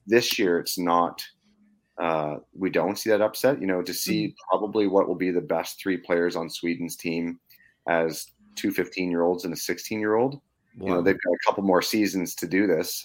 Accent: Canada; me being Canadian

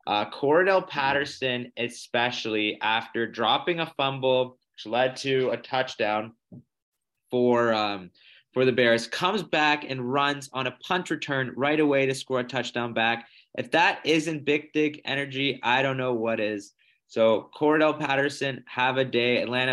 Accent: Toronto, Ontario, Canada; As we're all from Toronto

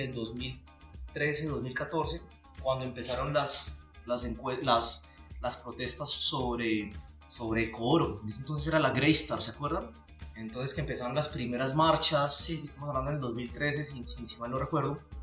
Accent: Santander, Colombia; soy un, apasionado por, por, por mi departamento, por mi tierra

